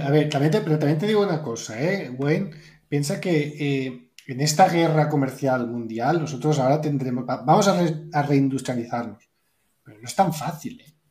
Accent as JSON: {"language": "Spanish", "country": "Spain", "said": "soy blanco, soy español"}